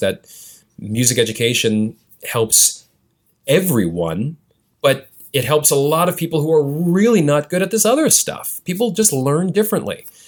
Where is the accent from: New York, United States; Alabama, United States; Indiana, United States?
New York, United States; New York City; I was born and raised in Chelsea